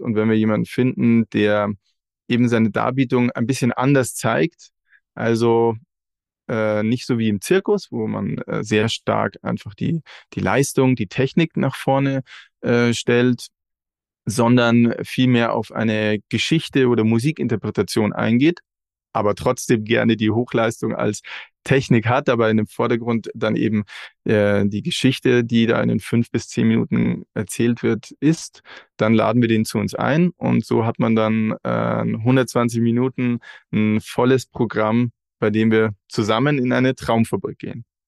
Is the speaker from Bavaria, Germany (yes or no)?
yes; Regensburg, Bavaria, Germany; wir kommen alle aus Regensburg